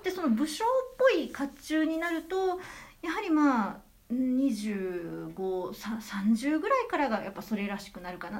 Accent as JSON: {"language": "Japanese", "region": "Nara", "country": "Japan", "tie": "born or raised there", "moved": "yes", "lives_now": "Nagahama, Japan", "said": "私、あの、奈良県の奈良市の生まれで"}